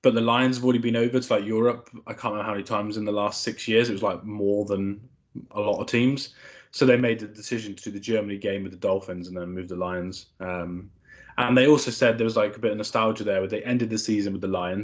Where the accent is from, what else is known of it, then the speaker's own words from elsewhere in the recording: United Kingdom; as a British fan